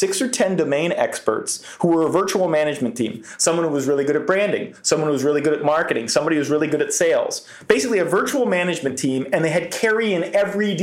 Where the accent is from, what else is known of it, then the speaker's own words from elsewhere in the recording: Philadelphia suburbs, Pennsylvania, United States; I grew up in the Philly suburbs